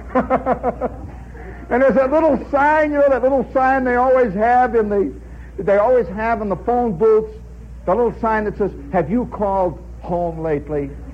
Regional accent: Indiana, United States; moved away as an adult; also born or lived in Hobart, Indiana; now in New York City, United States; I come from Indiana

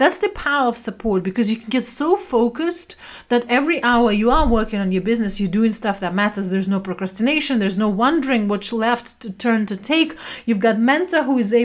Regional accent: Siberia, Russia; moved away; also born or lived in London; I was brought up in Siberia during communism time

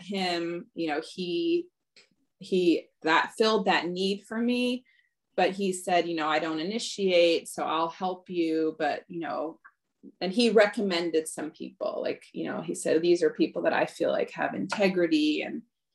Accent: Michigan, United States; also born or lived in Los Angeles, California / Ann Arbor, Michigan / Lansing, Michigan; I grew up mostly in Michigan as a child.

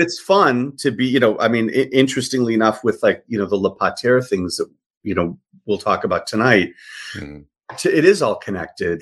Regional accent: Chicago, Illinois, United States; moved away as an adult; also born or lived in Michigan; now in Los Angeles, United States; I was born and raised uh, on the south side of Chicago

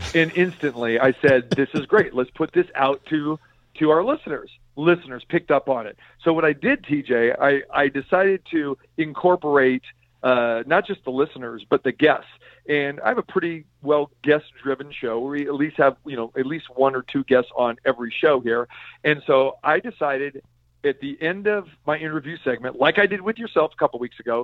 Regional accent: Sacramento, California, United States; now in Las Vegas, United States; my hometown in Sacramento

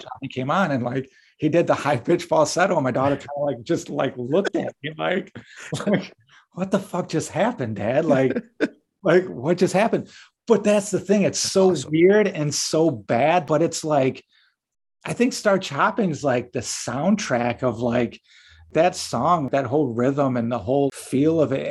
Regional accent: Livingston County, Michigan, United States; we're from Livingston County

